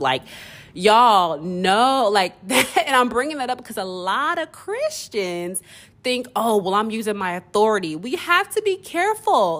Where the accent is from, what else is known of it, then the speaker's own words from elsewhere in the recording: Nigeria; me being Nigerian